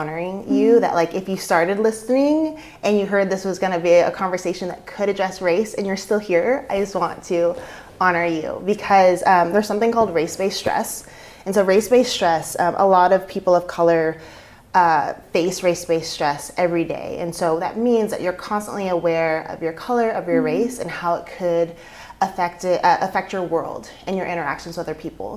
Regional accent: Rogue Valley, Oregon, United States; also born or lived in Las Vegas / Washington, D.C.; I was born and raised in the Valley, so my mom actually went to Phoenix High School

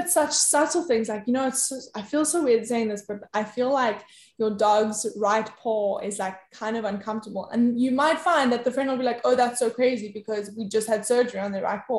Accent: South Africa; South Africa.

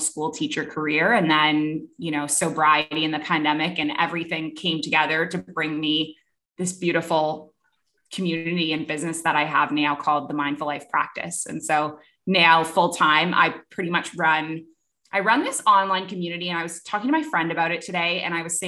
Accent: Toronto, Ontario, Canada; moved away as an adult; also born or lived in Kuwait; I am a Canadian originally, grew up in Toronto, and I lived in Canada until I was 23

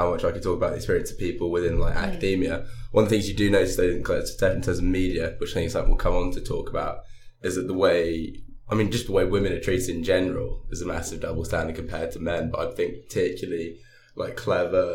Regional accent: London, United Kingdom; moved away as an adult; now in Durham, United Kingdom; I come from Northwest London

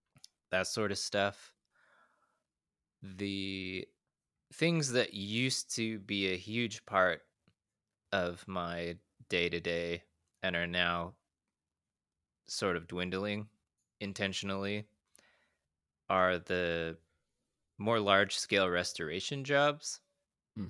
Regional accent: Utah, United States; The town I grew up in Utah, I think was around 40,000 when I was growing up.

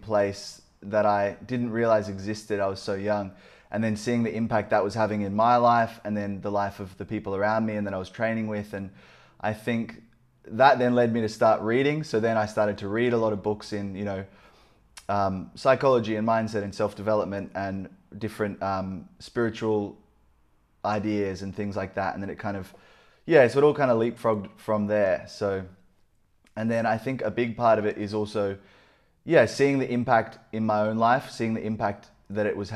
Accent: Gold Coast, Queensland, Australia; I grew up on the Gold Coast

